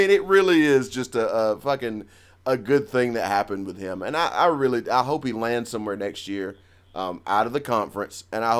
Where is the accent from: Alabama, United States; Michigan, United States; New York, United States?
Alabama, United States; We are from Alabama.